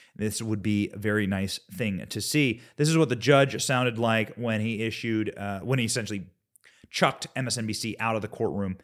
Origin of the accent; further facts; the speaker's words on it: Midwest, United States; I am from the Midwest.